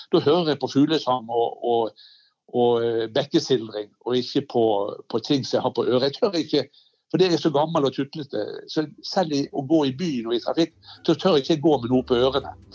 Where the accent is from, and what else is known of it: Bergen, Vestland, Norway